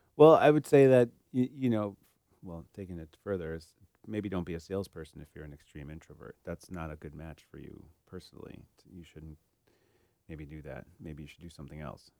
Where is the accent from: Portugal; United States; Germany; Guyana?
Germany; I was born in Germany